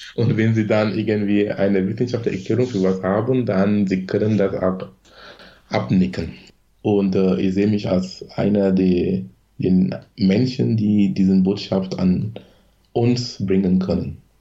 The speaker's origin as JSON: {"language": "German", "country": "Cameroon", "tie": "born or raised there", "second_language": "German", "moved": "as an adult", "lives_now": "Germany", "said": "ich bin gebürtiger Kameruner"}